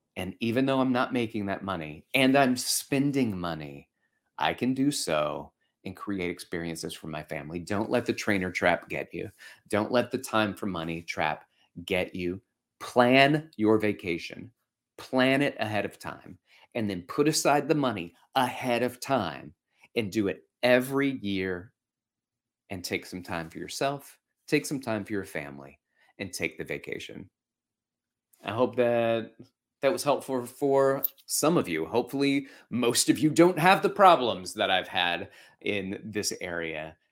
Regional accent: Alabama, United States; moved away; I grew up in Alabama

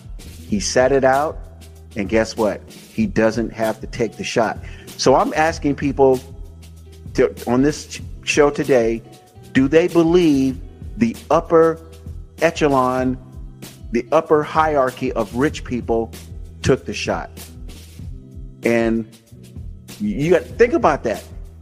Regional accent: Tampa, Florida, United States; also born or lived in Miami, Florida; when I grew up in Tampa, I was the only guy on the block that had the messed up family.

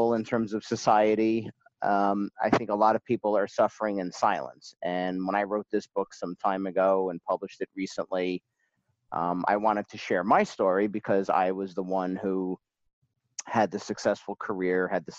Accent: Parsippany, New Jersey, United States; also born or lived in Lincoln Park, New Jersey; we moved from Lincoln Park, New Jersey to Parsippany, where I spent most of my years

